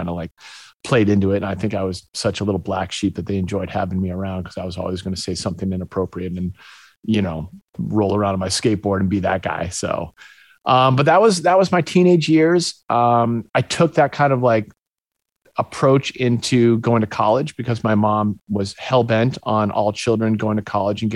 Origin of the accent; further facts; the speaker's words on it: Winchester, Massachusetts, United States; also born or lived in Gloucester, Massachusetts; now in Encinitas, United States; my mom moved me in the fourth grade to Winchester, Massachusetts. It's a little suburb just outside of Boston